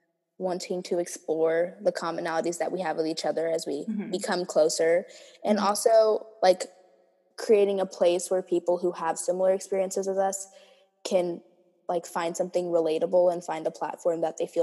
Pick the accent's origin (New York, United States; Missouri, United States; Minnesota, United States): Minnesota, United States; born there; like I was born in Minnesota, like there's more to me than this